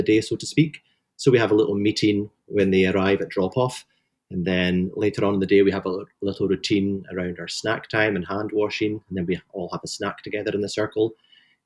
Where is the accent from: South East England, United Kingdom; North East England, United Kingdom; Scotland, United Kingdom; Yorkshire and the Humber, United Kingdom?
Scotland, United Kingdom; Highlands of; I grew up in the Highlands of Scotland